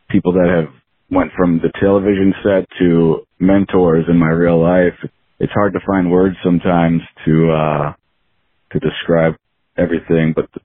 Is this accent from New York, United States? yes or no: no; Cleveland, Ohio, United States; I'm, I'm originally from the Cleveland, Ohio area.